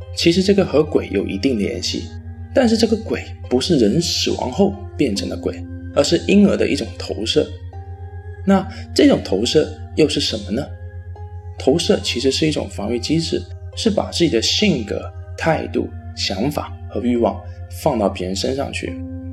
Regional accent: Fujian, China; 有网友说我的普通话不标准，那也是没有办法的啊。谁让我是福建人呢？当然，我也会努力的提高我的普通话的。

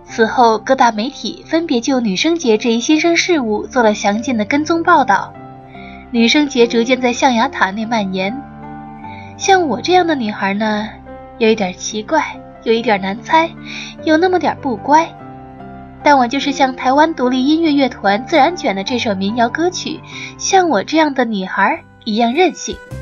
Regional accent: the South, southern China, China; now in Dublin, Ireland; 我来自南方，虽然不曾居住过北方，但是前些天都柏林这里下了一场雪

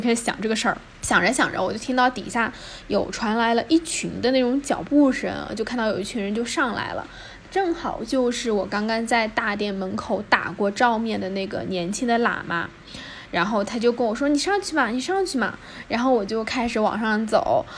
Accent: Zhejiang, China; 我是浙江的

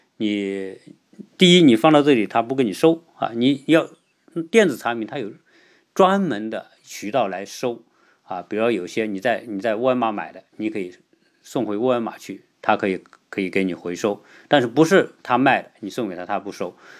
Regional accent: China; 我们中国人

